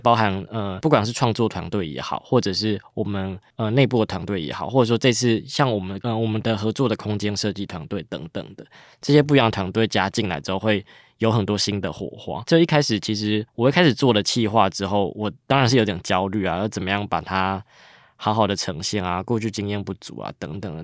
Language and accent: Chinese; Chiayi, Chiayi City, Taiwan; moved away as an adult; now in Taipei, Taiwan; 我自己就是嘉义人，然后因为去年台湾设计展其实在嘉义是出生跟成长的，那一路到 ，呃，十八岁就上大学的时候才来到台北